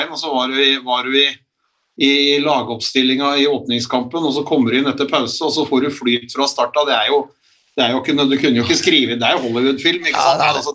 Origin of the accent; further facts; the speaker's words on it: Norway; er glad jeg er norsk